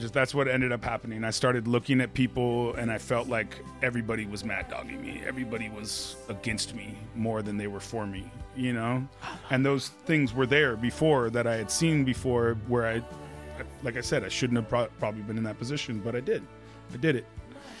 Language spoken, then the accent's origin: English; Hollywood, California, United States; We're from Hollywood, so we rode our bikes.